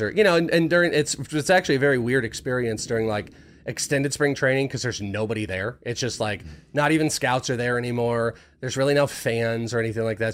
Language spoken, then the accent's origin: English; Bay Area, Northern California, United States; moved away; I was raised in Northern California. I grew up in the Bay Area